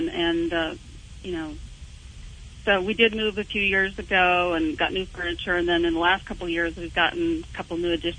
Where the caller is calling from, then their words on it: San Diego, California, United States; San Diego.